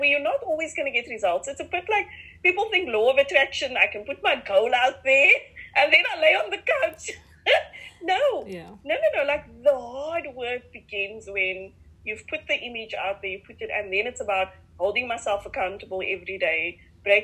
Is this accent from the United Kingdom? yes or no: no; Cape Town, Western Cape, South Africa; accent: Cape Flats; growing up in Mitchell's Plain, so Cape Flats, Cape Town